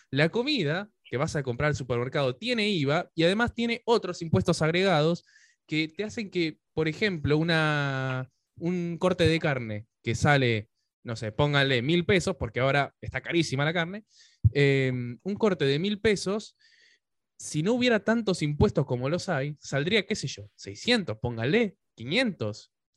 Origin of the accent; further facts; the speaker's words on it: Pilar, Buenos Aires Province, Argentina; moved away as an adult; now in Buenos Aires, Argentina; estaba por Pilar, que es de donde soy, ahora estoy en Capital, pero yo viví casi toda mi vida en Pilar